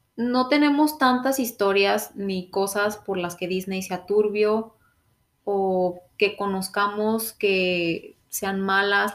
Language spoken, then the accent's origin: Spanish; Mexico; moved away as an adult; also born or lived in Orlando, Florida; now in Canada; yo tenía que regresar a México